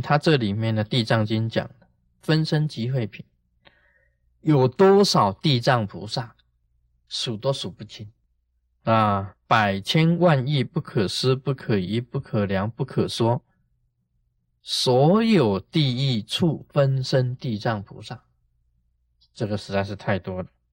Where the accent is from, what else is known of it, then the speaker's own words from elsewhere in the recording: Taiwan; 我们台湾人